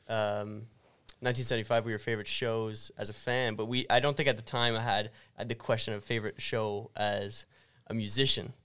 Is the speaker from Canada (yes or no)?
yes; Canada; we're from canada